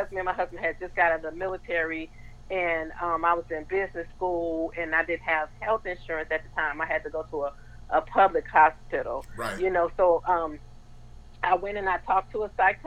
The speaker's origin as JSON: {"language": "English", "region": "Michigan", "country": "United States", "tie": "born or raised there", "also_born_or_lived": "Los Angeles / Germany", "moved": "as an adult", "lives_now": "Mansfield, United States", "said": "I'm from from Michigan, a small town in Michigan, and I moved to Los Angeles, and you can imagine going from, you know, having been raised in a small town to a big city"}